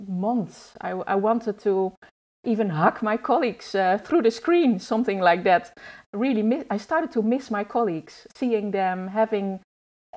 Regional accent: Netherlands; I grew up in the Netherlands.

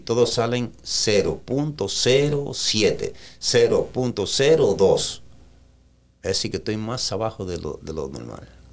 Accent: Jarabacoa, La Vega, Dominican Republic; moved away as an adult; also born or lived in Santo Domingo, Dominican Republic / New York, United States / West Palm Beach, United States; now in United States; yo nací en La Vega, pero me crié en Jarabacoa

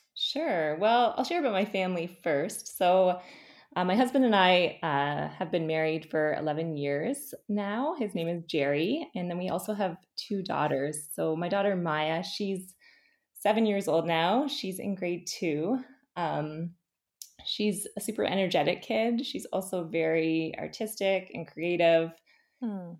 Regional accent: St. Catharines, Ontario, Canada; also born or lived in Guelph; So I grew up in St. Catharines. Um, I lived here until I went to the University of Guelph

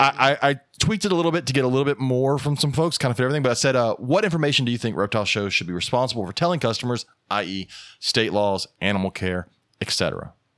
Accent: the South, United States; we're the South

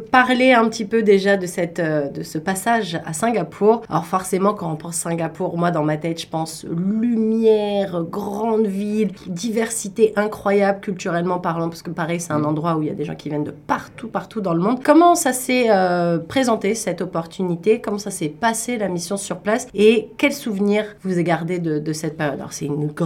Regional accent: Paris, Île-de-France, France; moi, je viens de Paris

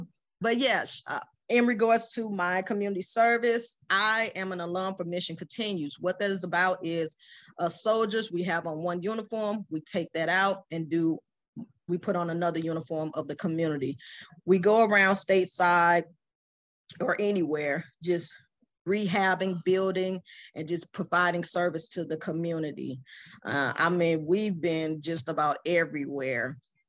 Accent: Iraq; moved away; I think I came from Iraq at the time, and I had my children, single parent.

